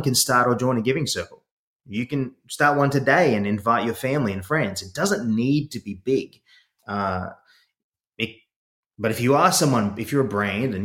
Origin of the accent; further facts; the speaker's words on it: Sydney, New South Wales, Australia; accent: Aussie; now in United States; I grew up in Sydney, Australia